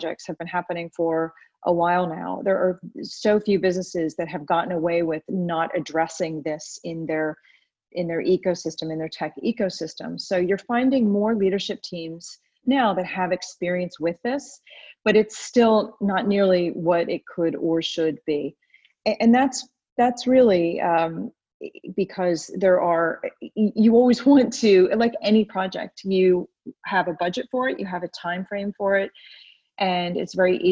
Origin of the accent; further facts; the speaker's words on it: United States; moved away as an adult; now in United Kingdom; I have been in the UK for about 14 years. I grew up in America